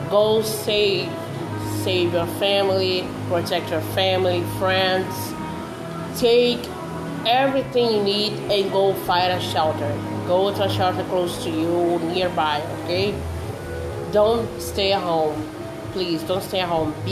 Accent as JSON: {"language": "English", "country": "Brazil", "second_language": "English"}